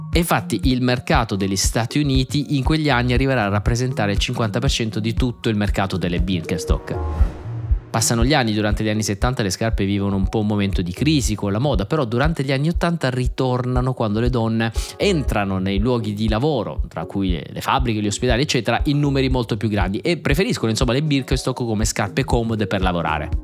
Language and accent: Italian; Southern Italy, Italy; da buon terrone